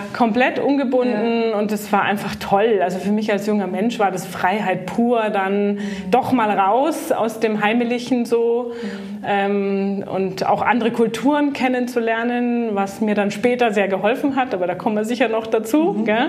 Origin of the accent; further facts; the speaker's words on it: Greater Munich area, Bavaria, Germany; also born or lived in Baden-Württemberg / United States; groß geworden bin ich im, im Großraum München